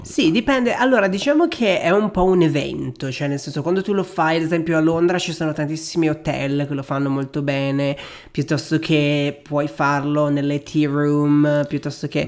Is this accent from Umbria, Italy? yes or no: no; Venice, Veneto, Italy; io sono originario di Venezia